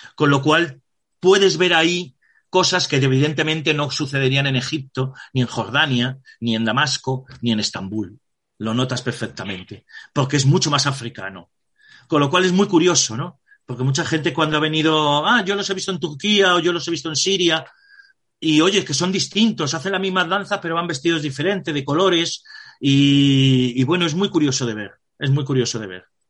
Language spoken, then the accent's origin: Spanish; Spain; nosotros que somos españoles